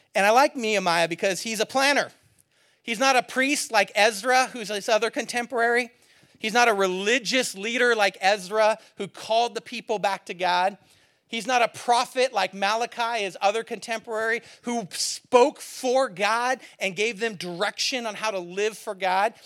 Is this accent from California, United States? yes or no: yes; near San Francisco, California, United States; moved away; growing up near San Francisco